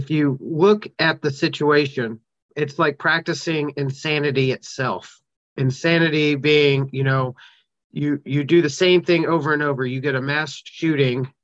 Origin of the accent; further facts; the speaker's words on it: Kentucky, United States; start a pilot program in my hometown here in Kentucky